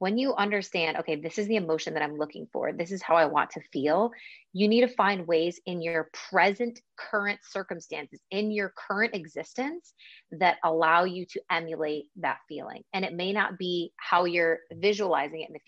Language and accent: English; Buffalo, New York, United States; now in Spain; I'm also from Buffalo, which is like also snow central